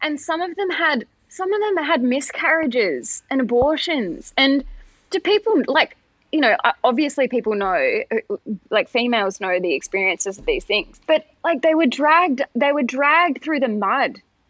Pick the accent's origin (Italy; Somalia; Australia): Australia; We have the same machinations or similar machinations here in Australia. And throughout my year as Australian of the Year in 2021, I saw a lot of that too.